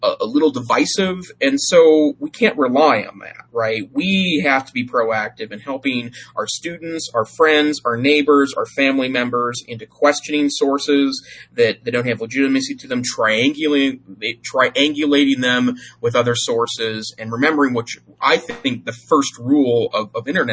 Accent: Montana, United States; the town I grew up in Montana

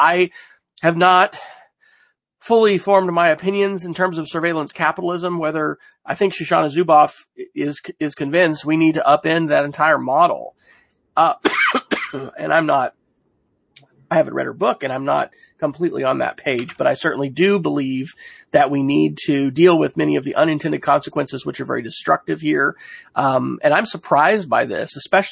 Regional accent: Oklahoma, United States; in my home state of Oklahoma, where, you know, we're kind of the rabid conservative state here

